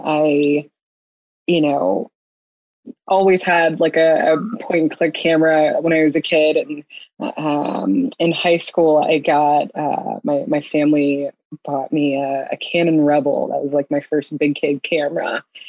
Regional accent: North Carolina, United States; moved away as an adult; also born or lived in Iowa; now in Nantucket, United States; So I grew up in North Carolina, Southern born and bred

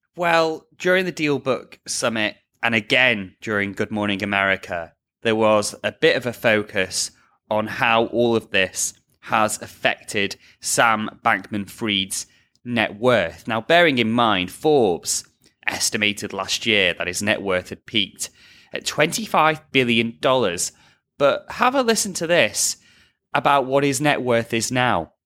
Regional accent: near Liverpool, North West England, United Kingdom; moved away; my hometown

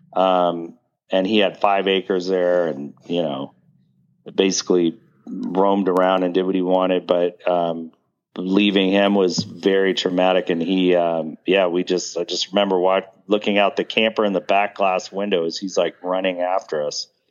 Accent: Pasadena, California, United States; also born or lived in Hollywood, California / Memphis, Tennessee; I was born in Hollywood, but raised in Pasadena.

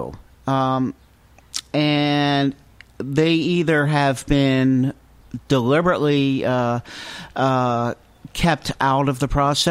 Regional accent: New Jersey, United States; now in Newport, United States; I come from New Jersey

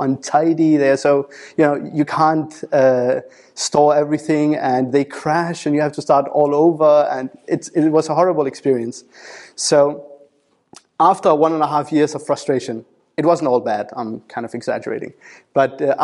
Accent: Denmark; moved away as an adult; now in United Kingdom; I moved away from Denmark, where I had grown up, and came over to the UK to work as a senior data analyst

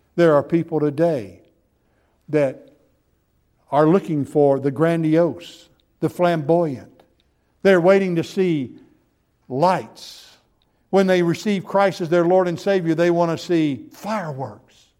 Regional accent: Gulf Coast, United States; I was raised on the Gulf Coast

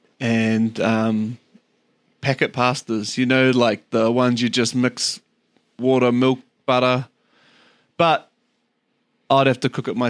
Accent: Auckland, New Zealand; also born or lived in Papakura / Kerikeri; I grew up in Beachlands, went to Beachlands Primary, ended up going to Hark Intermediate

